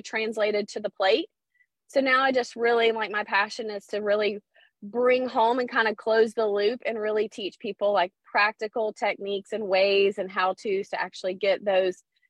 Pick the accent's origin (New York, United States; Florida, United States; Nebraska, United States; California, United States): Florida, United States; Pensacola; I'm from Pensacola, Florida